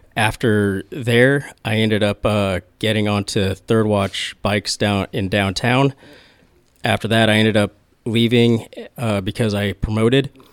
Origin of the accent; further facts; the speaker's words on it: Flower Mound, Texas, United States; also born or lived in Midway City, California; I ended up moving over to Flower Mound, Texas. After that, I spent there all the way through elementary, middle, high school